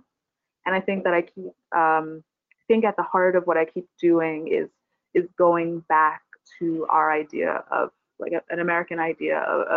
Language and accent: English; Barbados; now in New York, United States; I'm from Barbados, and I live here now